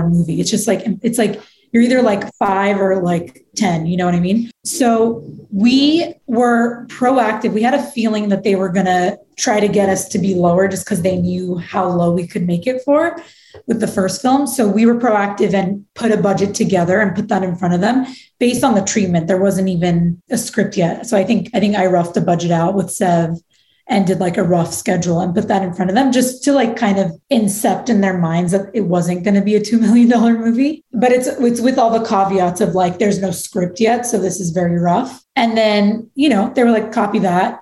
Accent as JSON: {"language": "English", "town": "Los Angeles", "region": "California", "country": "United States", "tie": "born or raised there", "said": "I grew up in L.A., but I grew up in the Valley"}